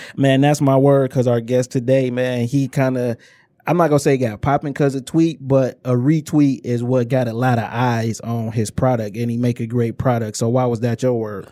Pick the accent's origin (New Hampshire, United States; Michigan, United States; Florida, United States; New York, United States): Michigan, United States; Inkster; I'm from Inkster, Michigan